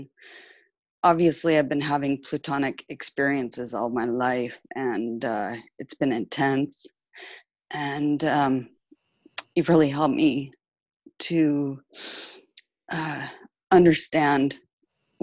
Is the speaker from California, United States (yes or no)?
yes; California, United States; moved away as an adult; now in France; I'm from California, but I've been living in France for 5 years